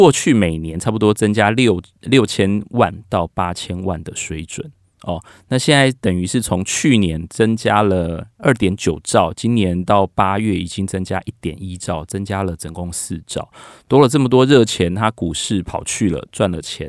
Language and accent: Chinese; Taipei, Taiwan; 例如说我的我们台北人到桃园去买